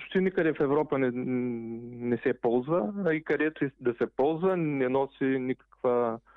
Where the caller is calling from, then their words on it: Eindhoven, North Brabant, Netherlands; Ами в момента съм Файнтховен.